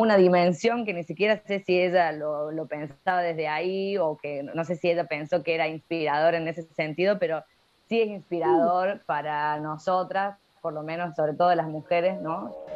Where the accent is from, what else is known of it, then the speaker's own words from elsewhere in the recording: La Rioja, Argentina; now in Córdoba, Argentina; soy riojana, pero vivo en Córdoba hace ya bastantes años